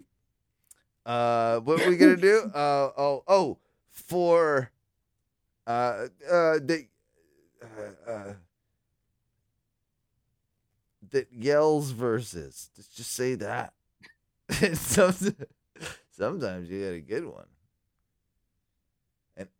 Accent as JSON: {"language": "English", "region": "England", "country": "United Kingdom", "said": "I'm English. I'm an island person"}